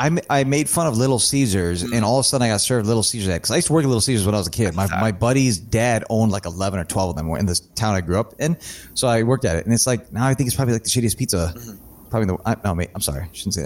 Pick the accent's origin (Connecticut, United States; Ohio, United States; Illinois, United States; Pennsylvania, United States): Illinois, United States; Chicago; moved away; I'm from Chicago originally.